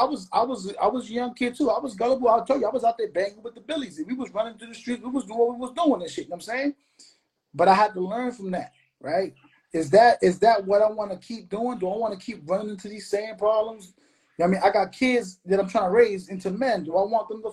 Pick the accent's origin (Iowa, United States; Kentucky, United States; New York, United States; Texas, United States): New York, United States; New York City; now in Florida, United States; I'm from New York